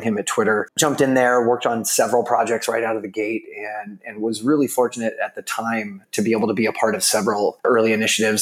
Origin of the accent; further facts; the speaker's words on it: Federal Way, Washington, United States; moved away as an adult; also born or lived in San Diego, United States; now in San Francisco, United States; I grew up in a suburb of Seattle called Federal Way